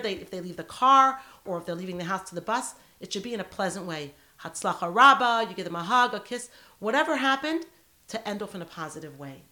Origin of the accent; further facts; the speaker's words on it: United States; now in Sydney, Australia; I'm an American girl